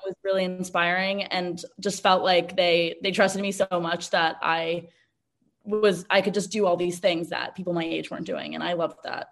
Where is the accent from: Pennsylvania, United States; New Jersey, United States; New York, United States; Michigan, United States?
New York, United States; New York City; moved away as an adult; now in Los Angeles, United States; I was born and raised in New York City on the Upper West Side and moved to LA after college